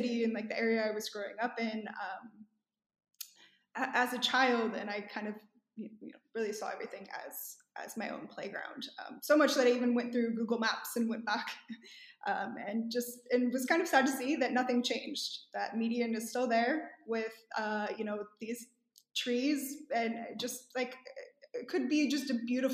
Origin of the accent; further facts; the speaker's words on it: San Diego, California, United States; I grew up in San Diego, and it's quite different from New York